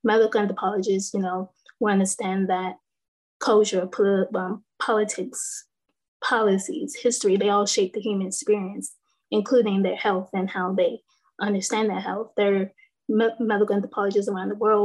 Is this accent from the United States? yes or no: yes; North Carolina, United States; I'm from North Carolina